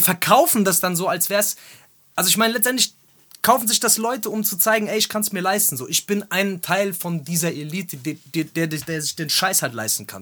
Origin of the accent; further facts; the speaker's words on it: Germany; als Deutscher